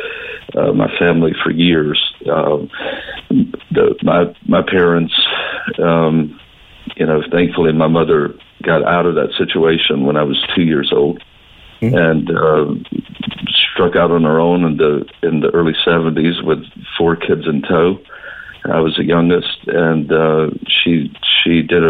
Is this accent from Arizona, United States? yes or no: no; North Florida / Southern Georgia, United States; now in Cork, Ireland; I grew up in a rural southern town